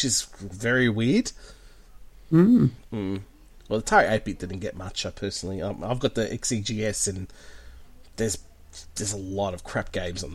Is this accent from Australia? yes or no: yes; Australia; I'm the Aussie version of Andy